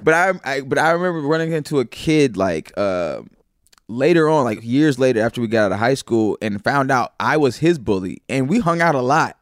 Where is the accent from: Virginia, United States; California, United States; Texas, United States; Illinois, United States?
Illinois, United States; Naperville; also born or lived in St. Louis, Missouri / Mississippi; we moved to the suburbs of Chicago, uh, Naperville and Aurora